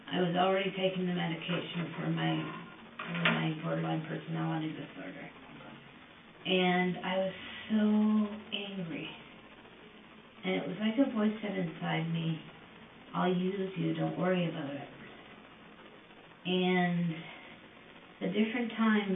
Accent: Woodstock, Ontario, Canada; born and raised in Woodstock

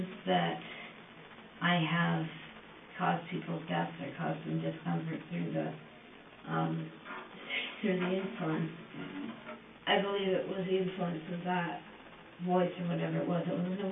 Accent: Woodstock, Ontario, Canada; born and raised in Woodstock

